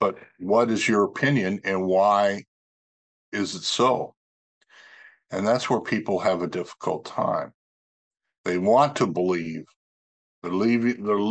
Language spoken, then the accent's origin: English; North Dakota, United States; moved away; North Dakota, my home state where I grew up as a child